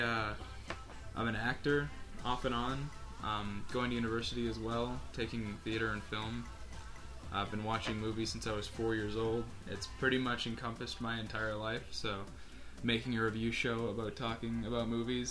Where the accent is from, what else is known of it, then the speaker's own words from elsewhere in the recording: Winnipeg, Manitoba, Canada; we're also from Winnipeg, Canada